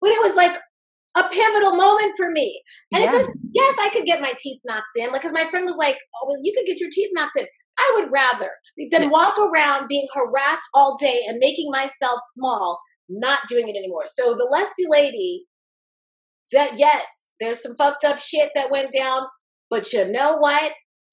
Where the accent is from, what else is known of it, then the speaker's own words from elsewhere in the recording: New York City, New York, United States; growing up in Queens